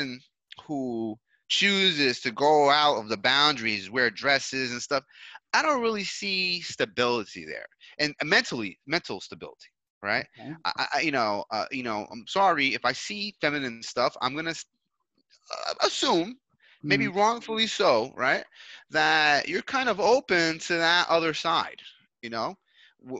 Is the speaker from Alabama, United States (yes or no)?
no; New York City, New York, United States; moved away as an adult; now in Colombia; I grew up in New York